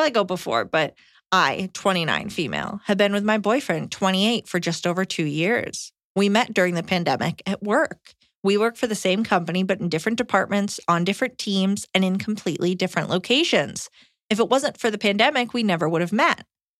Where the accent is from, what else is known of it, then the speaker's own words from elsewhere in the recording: Long Island, New York, United States; Iliza was right about me being from the Northeast. I'm from Long Island.